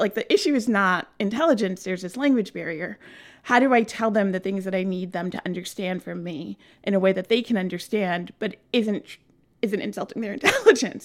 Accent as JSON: {"language": "English", "town": "New York City", "region": "New York", "country": "United States", "tie": "born or raised there", "also_born_or_lived": "Flushing, Queens / Vermont / France / New Hampshire", "said": "I grew up on the easternmost edge of Queens in a little place called Bayside"}